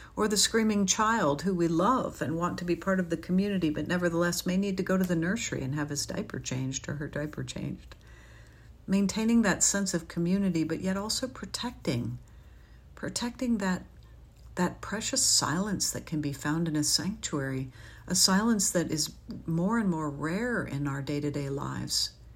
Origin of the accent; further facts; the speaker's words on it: New Haven, Connecticut, United States; I grew up in New Haven, Connecticut